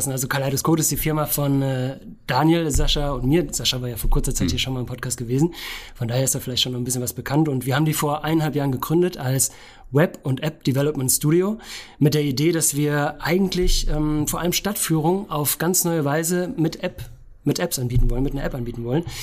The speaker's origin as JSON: {"language": "German", "town": "Künzell", "region": "Hesse", "country": "Germany", "said": "Bacheln-Künzell, Künzell-Bacheln, das steht ja. glaube ich sogar auf dem Ortsschild drauf. Also genau, ich komme aus Bacheln, bin 83 geboren"}